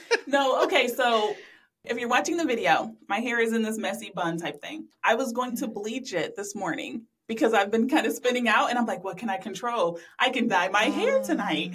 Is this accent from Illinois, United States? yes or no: no; Columbus, Ohio, United States; I'm from Columbus, live in Columbus now.